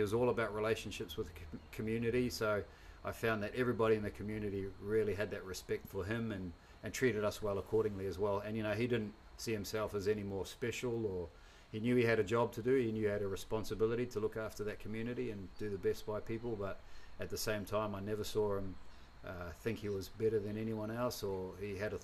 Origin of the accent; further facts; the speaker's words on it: Hamilton, Waikato, New Zealand; also born or lived in Auckland, New Zealand; now in Gold Coast, Australia; born in Auckland, did most of my growing up in Hamilton